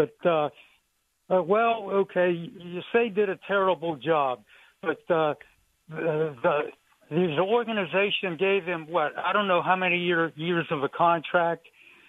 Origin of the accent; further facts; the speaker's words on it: near Pittsburgh, Pennsylvania, United States; I grew up near Pittsburgh